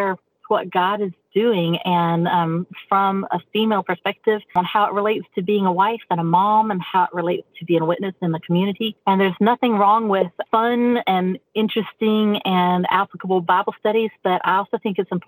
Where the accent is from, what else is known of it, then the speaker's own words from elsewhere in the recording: North Carolina, United States; moved away as an adult; now in Ramsey, Illinois, United States; My husband's from Kentucky and I'm from North Carolina.